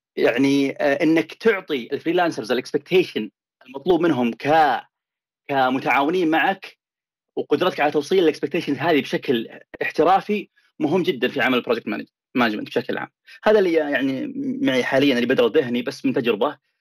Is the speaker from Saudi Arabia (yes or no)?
yes; Saudi Arabia; now in United States; هنا في امريكا وبين اللي عندنا في السعوديه